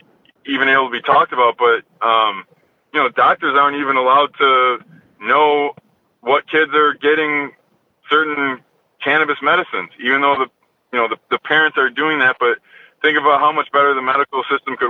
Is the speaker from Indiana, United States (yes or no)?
no; New York, United States; moved away; going back to my home state and, you know, really giving back to the community that, you know, raised me